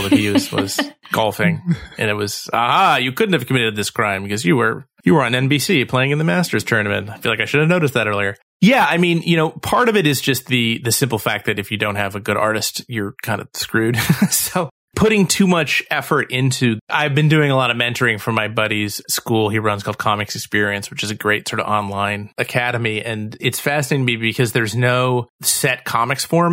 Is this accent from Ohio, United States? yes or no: yes; Cleveland, Ohio, United States; I'm from Cleveland, like Harvey is